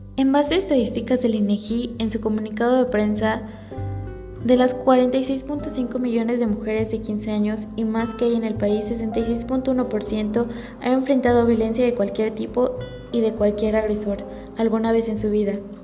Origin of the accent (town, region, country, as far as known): Mexico